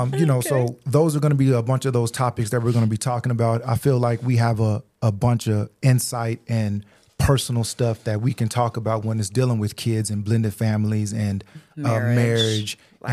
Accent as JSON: {"language": "English", "region": "Louisiana", "country": "United States", "tie": "born there", "also_born_or_lived": "Germany", "said": "I was born in Louisiana, stayed there for a year. Then we moved to Germany, which we spent 5 years out there."}